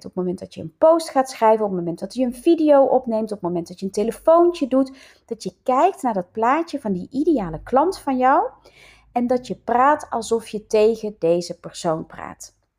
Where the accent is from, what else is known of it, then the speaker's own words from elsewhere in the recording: North Brabant, Netherlands; accent: Brabants; moved away as an adult; now in Leiden, Netherlands; mijn nog steeds Brabants accent, ook al woon ik al, hoe lang? 32 jaar in Leiden, 33 jaar bijna